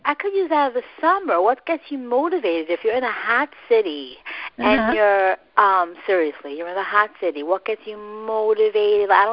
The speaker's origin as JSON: {"language": "English", "town": "New York City", "region": "New York", "country": "United States", "said": "I'm from Brooklyn"}